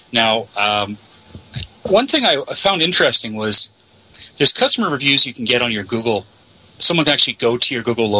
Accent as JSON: {"language": "English", "country": "Canada", "said": "I'm from Canada"}